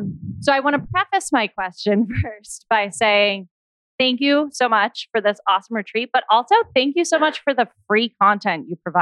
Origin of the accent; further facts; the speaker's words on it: Massachusetts, United States; I'm from Massachusetts